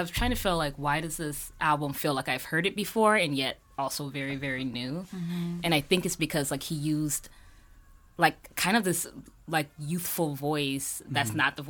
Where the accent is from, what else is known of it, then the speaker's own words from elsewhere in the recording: Chicago, Illinois, United States; a neighborhood that I grew up in Chicago